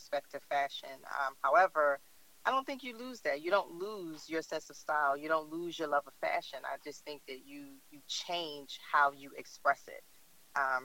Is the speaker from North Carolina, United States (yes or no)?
no; Philadelphia, Pennsylvania, United States; I am from Philly, born and raised